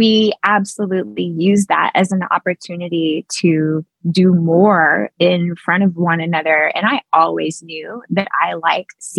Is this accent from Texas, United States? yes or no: yes; East Texas, United States; I'm from East Texas